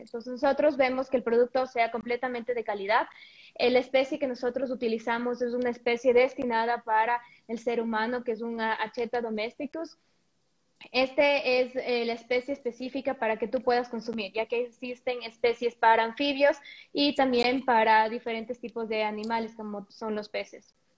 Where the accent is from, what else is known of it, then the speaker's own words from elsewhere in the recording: Ecuador; moved away as an adult; also born or lived in Mexico; el regresar después de cinco años de vivir completamente en otro país, crear tu ecosistema ya, tus redes de contacto, volver a Ecuador